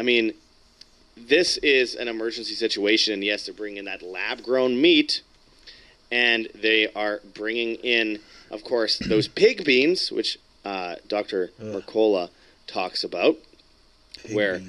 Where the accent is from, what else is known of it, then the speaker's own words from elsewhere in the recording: Winnipeg, Manitoba, Canada; Winnipeg, Canada, my hometown